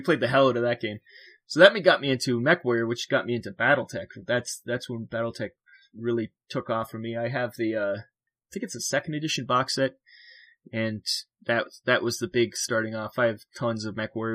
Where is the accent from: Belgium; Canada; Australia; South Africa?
Canada; I'm from Canada